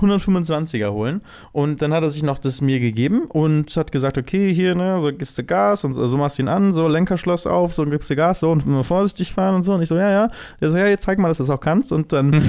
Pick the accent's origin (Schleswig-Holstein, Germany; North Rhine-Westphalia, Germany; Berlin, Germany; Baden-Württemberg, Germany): Schleswig-Holstein, Germany; Lübeck; moved away as an adult; now in Cologne, Germany; ich bin in Lübeck aufgewachsen. Nach dem Abi bin ich nach Köln gezogen